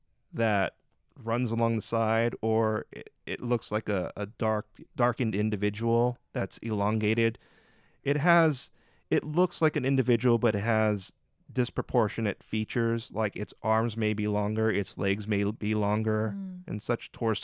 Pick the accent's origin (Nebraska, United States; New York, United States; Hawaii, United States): Hawaii, United States; But also it's like, I'm Hawaiian and it's just part of life.